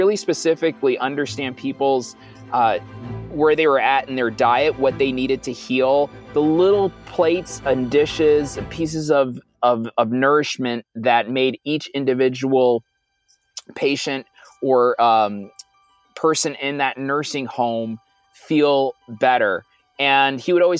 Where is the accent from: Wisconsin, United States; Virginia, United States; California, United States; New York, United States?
New York, United States; New York City; moved away as an adult; now in Silicon Valley, United States; I'm a Puerto Rican kid from Brooklyn. I grew up in Brooklyn